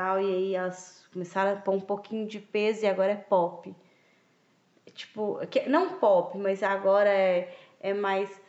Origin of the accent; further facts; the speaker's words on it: Minas Gerais, Brazil; sou muito mineiro